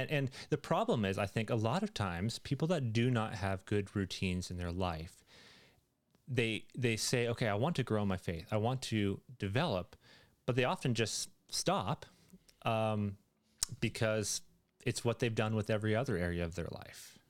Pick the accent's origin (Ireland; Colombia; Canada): Canada